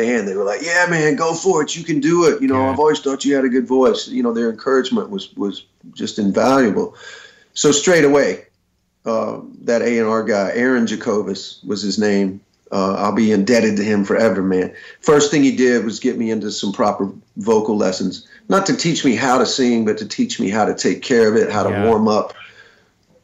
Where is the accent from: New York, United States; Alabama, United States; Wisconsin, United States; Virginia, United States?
Alabama, United States; also born or lived in Birmingham, Alabama; I grew up in Alabama, and I had moved to Birmingham in the mid 80s